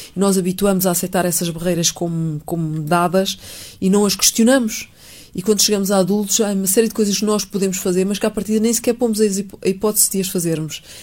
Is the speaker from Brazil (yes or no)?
no; Montijo, Setúbal, Portugal; moved away as an adult; also born or lived in Lisbon; Eu nasci em Montijo, vivi sempre no Montijo